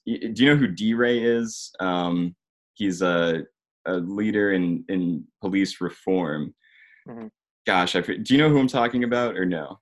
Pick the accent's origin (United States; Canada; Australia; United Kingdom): United States; Georgia; also born or lived in Richmond, Virginia; I'm from Georgia. Um, I, actually live just north of Atlanta, so in the suburbs